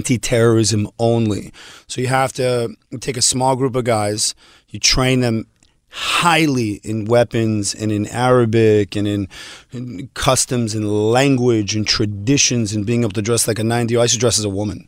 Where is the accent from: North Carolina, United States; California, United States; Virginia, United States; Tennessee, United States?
California, United States; Beverly Hills; also born or lived in Montreal, Canada / Israel; I grew up here, and I grew up, I went to Beverly Vista and then Beverly Hills High School, but like I'm an L.A. kid.